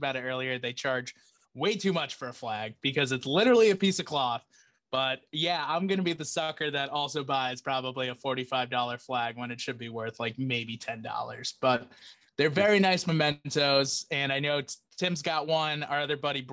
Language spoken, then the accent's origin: English; United States; we're from Massachusetts, and Rhode Island.